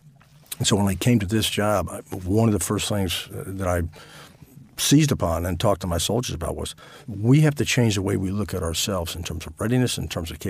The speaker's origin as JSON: {"language": "English", "region": "New England", "country": "United States", "tie": "born or raised there", "also_born_or_lived": "Virginia", "moved": "as an adult", "said": "I was raised in New England."}